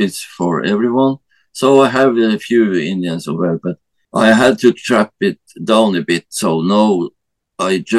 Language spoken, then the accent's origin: English; Norway; I'm from Norway